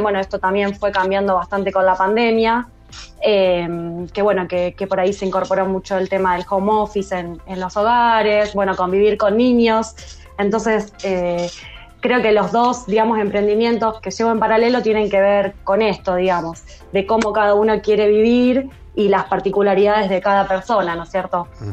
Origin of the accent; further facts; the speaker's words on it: San Pedro, Buenos Aires Province, Argentina; now in Rosario, Argentina; Yo vivo en Rosario, en realidad soy de San Pedro, que es, bueno, cerquita, unos 180 kilómetros de acá de, Rosario